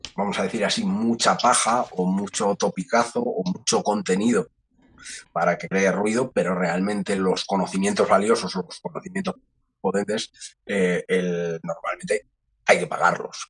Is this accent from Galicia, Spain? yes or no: no; Madrid, Community of Madrid, Spain; yo nazco, como he dicho, aquí en Madrid, estudio también en Madrid, eh, cerquita, cerquita del Retiro